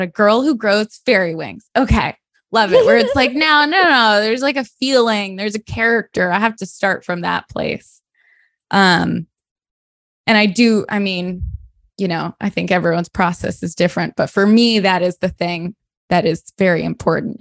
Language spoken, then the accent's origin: English; Sarasota, Florida, United States; moved away; my hometown, Sarasota, Florida